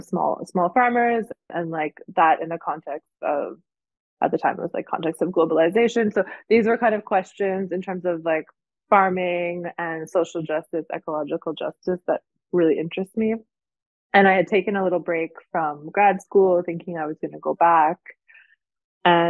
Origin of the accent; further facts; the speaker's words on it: Canada; moved away as an adult; now in Jura, France; I'm originally Canadian